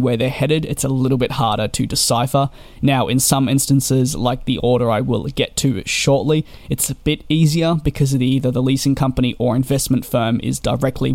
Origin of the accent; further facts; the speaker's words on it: Australia; Being Australian myself